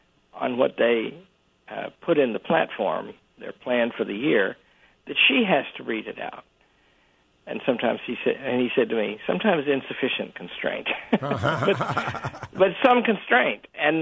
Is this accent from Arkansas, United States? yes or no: yes; Arkansas, United States; I'm from Arkansas.